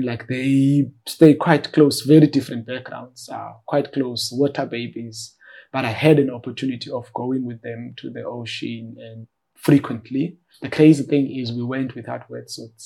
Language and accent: English; Cape Town, Western Cape, South Africa; after we moved from the Eastern Cape, we moved to Khayelitsha, a township in Cape Town. And that's where like I pursued my schooling while navigating the challenges of growing up in informal settlements